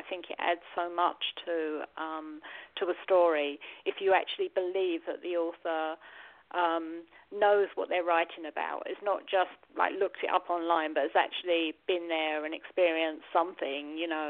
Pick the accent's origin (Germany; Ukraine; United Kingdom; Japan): United Kingdom; England; also born or lived in United States; I'd lived in America for 15 years, and I was sort of homesick because I just thought, I'm English, I need to go back.